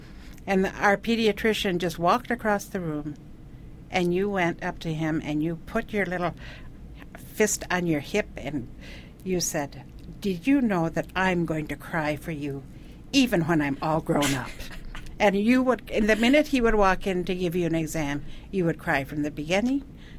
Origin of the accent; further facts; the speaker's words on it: India; now in United States; I was homeschooled. I grew up in India, so my mother homeschooled me. And every 5 years, we'd come to the United States for a year.